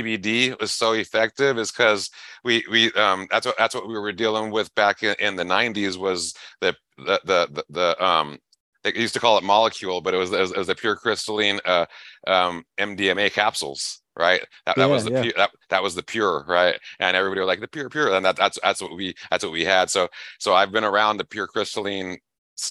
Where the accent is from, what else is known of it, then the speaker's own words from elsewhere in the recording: Los Angeles, California, United States; moved away as an adult; now in Buckeye, United States; I grew up in Los Angeles